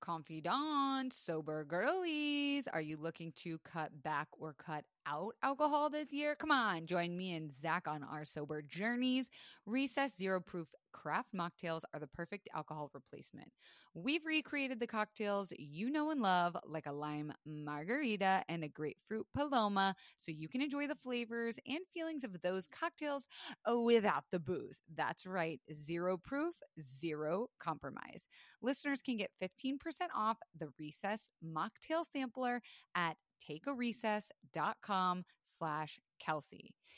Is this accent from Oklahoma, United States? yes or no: no; Florida, United States; I was raised in Florida